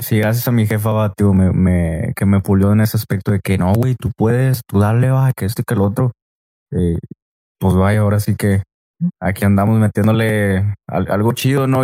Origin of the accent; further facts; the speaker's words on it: Río Bravo, Tamaulipas, Mexico; also born or lived in Reynosa, Tamaulipas / Ciudad Mante, Tamaulipas; soy de Reynosa pero pues yo siempre he dicho va, de que no, pues yo soy de Río Bravo, pero sí, yo estoy viviendo ahora sí que también la mitad de mi vida en, en, El Mante, allá